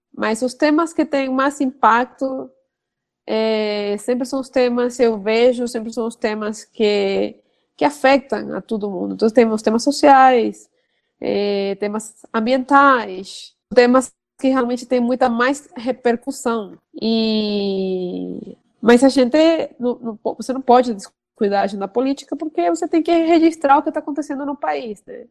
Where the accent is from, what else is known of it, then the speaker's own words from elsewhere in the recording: Venezuela; Portuguese is a second language; moved away as an adult; now in Brazil; não sabia que eu era venezuelana, sabia que eu era estrangeira porque eu tenho um sotaque